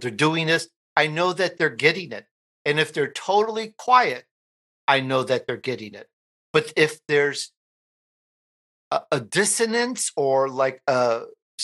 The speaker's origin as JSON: {"language": "English", "town": "Chicago", "region": "Illinois", "country": "United States", "tie": "born or raised there", "said": "I'm Italian. I grew up in Chicago"}